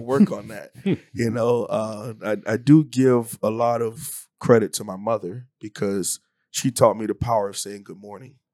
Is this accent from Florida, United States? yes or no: yes; Hialeah, Florida, United States; moved away as an adult; also born or lived in Mayville, North Dakota; from Miami, Florida, born and raised in Hialeah, to be more specific, uh, in, in Miami, it's a suburb of Miami